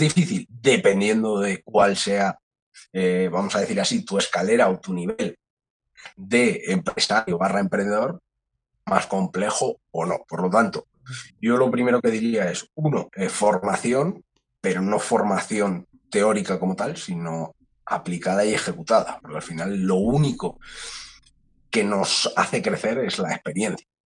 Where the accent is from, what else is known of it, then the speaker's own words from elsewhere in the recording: Madrid, Community of Madrid, Spain; yo nazco, como he dicho, aquí en Madrid, estudio también en Madrid, eh, cerquita, cerquita del Retiro